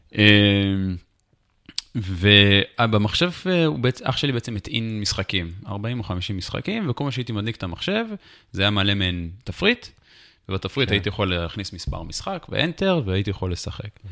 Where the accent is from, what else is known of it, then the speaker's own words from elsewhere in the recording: Jerusalem, Jerusalem District, Israel; also born or lived in United States / Anchorage, Alaska; נולדתי בירושלים, ברמת שרת